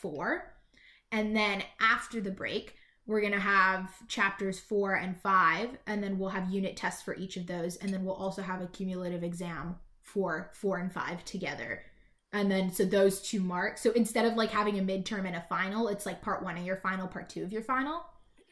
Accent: British Columbia, Canada; I'm British Columbian, but also we're the hippies of Canada

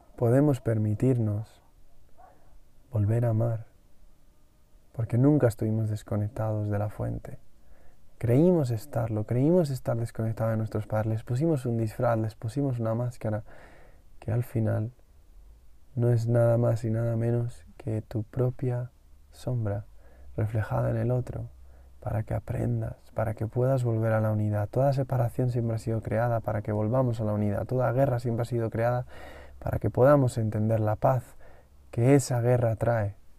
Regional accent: Madrid, Community of Madrid, Spain; yo tuve la suerte de venir a mi pueblo al menos dos veces al año hasta que fui adolescente y eso me dio mucho contacto con la naturaleza, me dio mucho contacto con los animales, me permitió ver los dos mundos, el mundo de la capital en Madrid

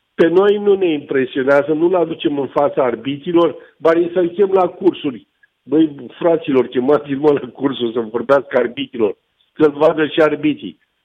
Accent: Romania; pentru mine ca român

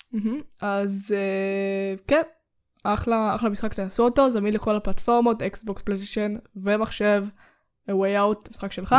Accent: Israel; אנחנו ישראלים

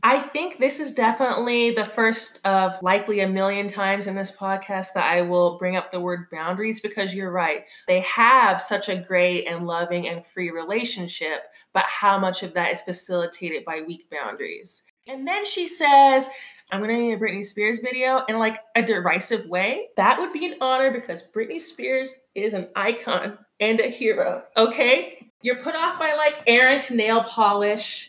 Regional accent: California, United States; now in Chicago, United States; I'm one of those people who is from California and constantly brings up that they're from California

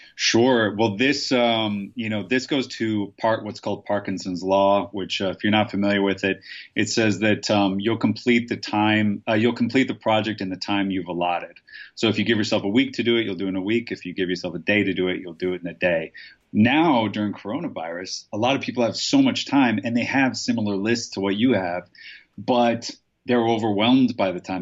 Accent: Nebraska, United States; I'm from Nebraska

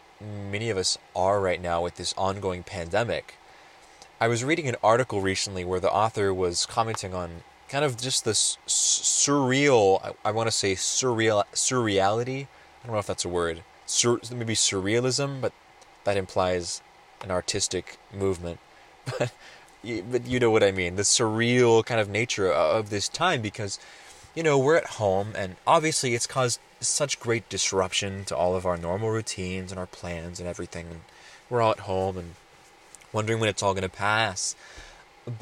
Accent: Roseburg, Oregon, United States; also born or lived in California; my hometown here in Roseburg, Oregon

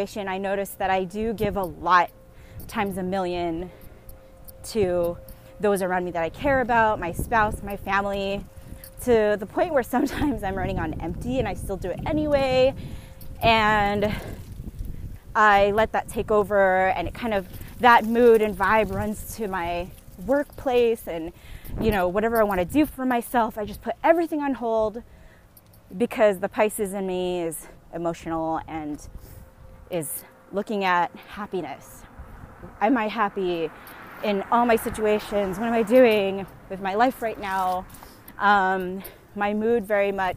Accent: San Diego, California, United States; moved away as an adult; now in Bay Area, United States; I am podcasting with you guys right now in San Diego, my hometown

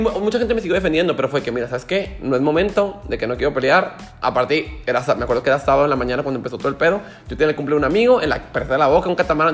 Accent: Mexico; llegué al aeropuerto de México

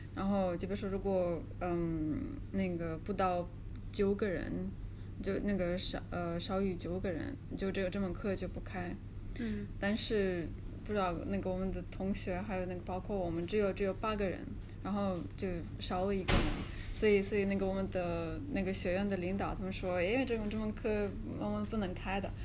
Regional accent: Kazan, Tatarstan, Russia; Chinese is a second language; moved away as an adult; now in Beijing, China; 那个本科是在，呃，嘎善那边上的

